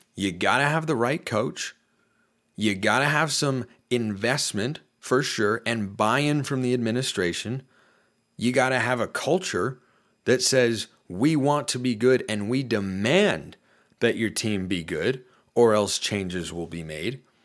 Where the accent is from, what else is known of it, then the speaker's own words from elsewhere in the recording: Portland, Oregon, United States; I'm from Portland